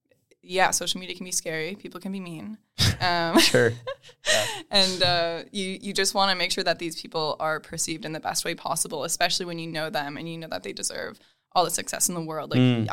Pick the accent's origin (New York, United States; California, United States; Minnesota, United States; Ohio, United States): Minnesota, United States; Princeton; The town is called Princeton. It's a town. I think when I grew up there, it was like 4,500, 5,000 people.